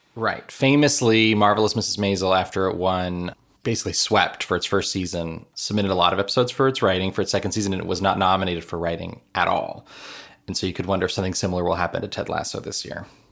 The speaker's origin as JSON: {"language": "English", "town": "Miami", "region": "Florida", "country": "United States", "tie": "born or raised there", "said": "I grew up in Miami."}